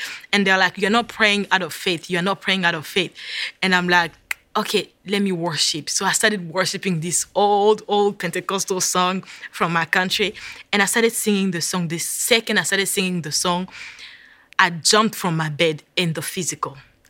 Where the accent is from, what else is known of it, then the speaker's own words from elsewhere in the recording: Virginia, United States; I was like, yes, I'm in New York. I'm from Virginia. I'm lost.